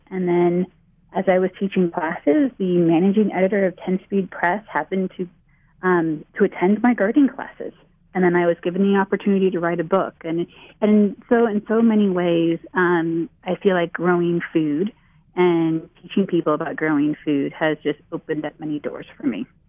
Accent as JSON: {"language": "English", "area": "Bay Area", "region": "California", "country": "United States", "tie": "born or raised there", "said": "I grew up in the Bay Area"}